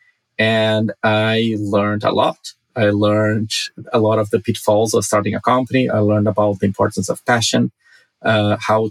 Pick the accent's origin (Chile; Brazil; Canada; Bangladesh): Brazil; now in Los Angeles, United States; I grew up in Brazil, a very poor country.